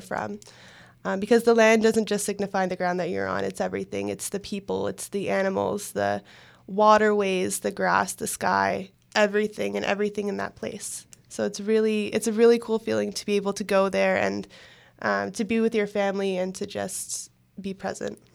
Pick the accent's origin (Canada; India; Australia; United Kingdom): Canada; Oshawa, Ontario; I grew up in Oshawa